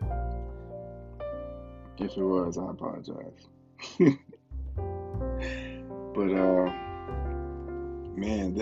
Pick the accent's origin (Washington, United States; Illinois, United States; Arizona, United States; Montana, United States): Illinois, United States; Bradley; I'm from Bradley, Illinois.